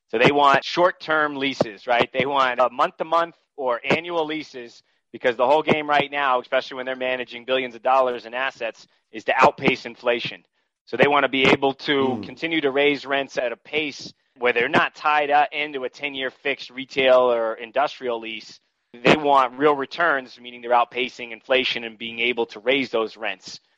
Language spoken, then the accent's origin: English; New England, United States; I'm originally from New England, so I looked at markets that I uh, knew growing up in that region, out in Western Massachusetts, Vermont, New Hampshire.